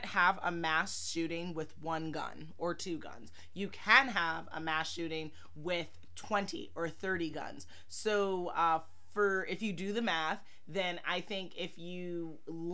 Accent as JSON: {"language": "English", "town": "New York City", "region": "New York", "country": "United States", "tie": "born or raised there", "said": "I grew up in Manhattan"}